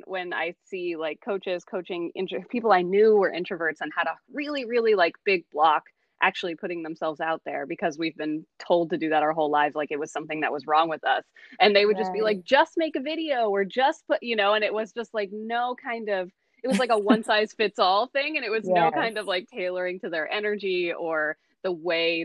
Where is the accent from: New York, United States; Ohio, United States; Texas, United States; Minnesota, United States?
Texas, United States; moved away as an adult; also born or lived in Oakland, California / Los Angeles, California; I was born in Oakland, California, grew up in Texas